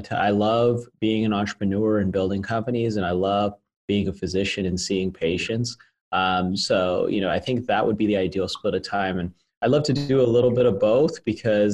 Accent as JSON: {"language": "English", "town": "Las Vegas", "region": "Nevada", "country": "United States", "tie": "born or raised there", "said": "my hometown where I originally started the company. We were doing well as a small business. I'm from Las Vegas."}